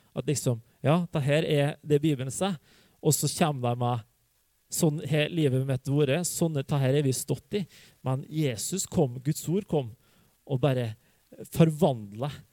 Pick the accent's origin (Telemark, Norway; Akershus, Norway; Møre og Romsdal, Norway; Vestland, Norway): Møre og Romsdal, Norway; Hustadvika; moved away; jeg vokste opp i Hustavika